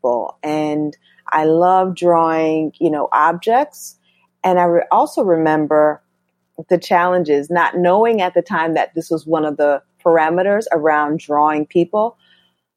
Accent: Norwalk, Connecticut, United States; also born or lived in Bronx, New York; I was born in the Bronx, but I grew up in Norwalk, Connecticut, by the beach

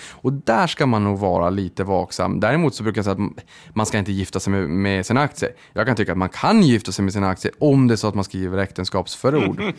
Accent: Boden, Norrbotten County, Sweden; jag kommer från Boden

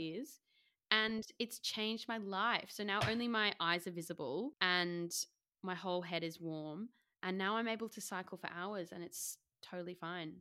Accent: Australia; moved away; I'm Australian

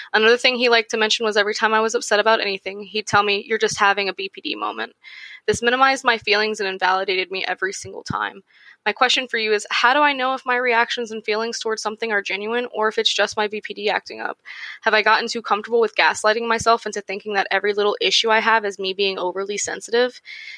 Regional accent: Norfolk, Virginia, United States; I'm 26 and I'm from Norfolk, Virginia.

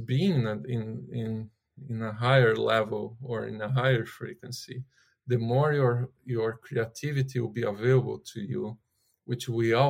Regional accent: Brazil; moved away; also born or lived in California; I'm originally from Brazil.

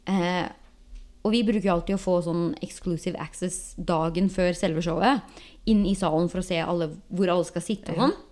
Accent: Norway; moved away as an adult; now in Los Angeles, United States; som nordmann

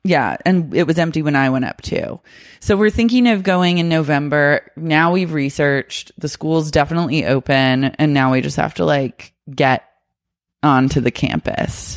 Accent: Oklahoma, United States; I grew up with cicadas in Oklahoma

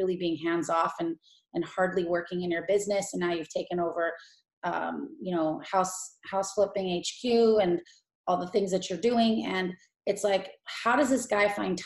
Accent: Los Angeles, California, United States; moved away as an adult; now in Tampa, United States; Kush is my brother, and we're from Los Angeles

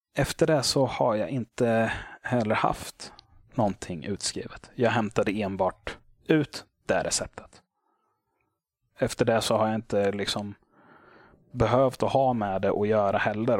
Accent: Motala, Östergötland, Sweden; moved away as an adult; now in Småland, Sweden; jag hade flyttat ner hit till Småland. Men det hade hänt hemma i Motala.

